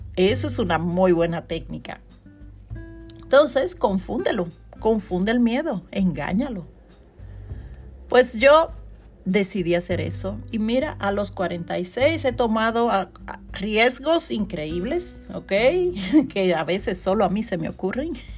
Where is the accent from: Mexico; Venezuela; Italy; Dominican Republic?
Dominican Republic; now in New York, United States; hice un evento en Dominicana y fue todo un éxito y fue en mi ciudad natal